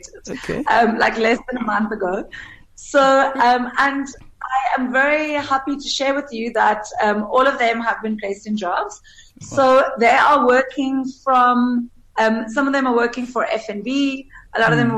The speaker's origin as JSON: {"language": "English", "country": "South Africa"}